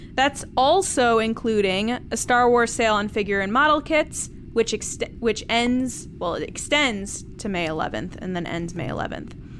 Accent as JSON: {"language": "English", "town": "Redding", "region": "Connecticut", "country": "United States", "tie": "born or raised there", "said": "Reading, Connecticut, and that's my hometown."}